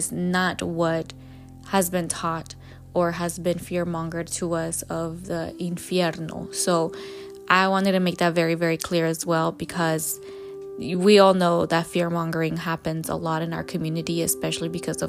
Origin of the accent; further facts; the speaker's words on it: Jalisco, Mexico; like I was raised and born in Jalisco, Mexico.